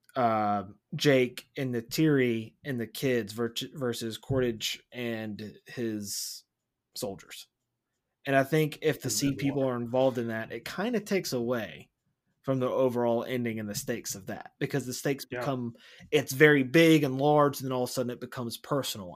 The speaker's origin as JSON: {"language": "English", "town": "Wilson", "country": "United States", "tie": "born or raised there", "said": "we grew up in Wilson, but I used to go to the beach all the time and I lived there for several years"}